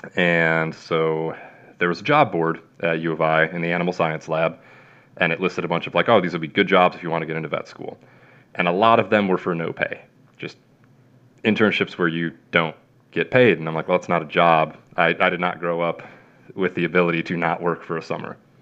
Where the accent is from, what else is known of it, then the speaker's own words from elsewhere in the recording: Plainfield, Illinois, United States; moved away; also born or lived in central Kansas; I'm from Plainfield, Illinois